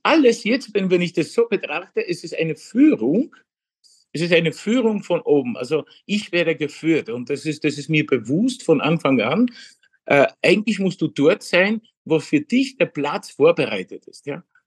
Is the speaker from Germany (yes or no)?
no; Legnica area, Lower Silesian Voivodeship, Poland; German is a second language; moved away as an adult; now in Vienna, Austria; Eigentlich ähm, meine Heimat, wo ich geboren bin, ist Niederschlesien, mhm. die Lignitz-Gegend